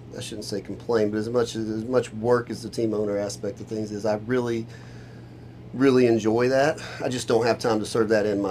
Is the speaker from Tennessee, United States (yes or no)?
yes; Nashville, Tennessee, United States; moved away; I'm from Nashville